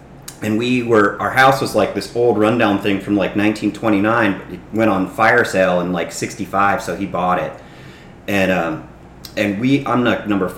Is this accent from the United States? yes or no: yes; Laguna Beach, California, United States; I grew up in Laguna, and Snips and I, you know, we were part of that South Laguna tribe